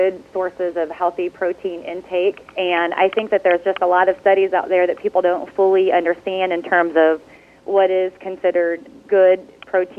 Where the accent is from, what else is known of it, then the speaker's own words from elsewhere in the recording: north central Missouri, United States; also born or lived in Washington, D.C.; I'm originally from Missouri. I grew up on a cow-calf operation in north central Missouri